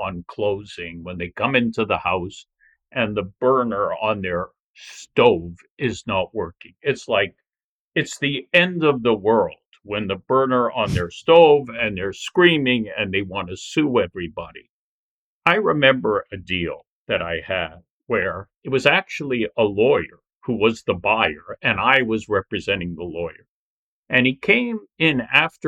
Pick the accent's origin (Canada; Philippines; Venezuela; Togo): Canada; Toronto, Ontario; I was born in Toronto, raised here, and you know, very proud to be from this city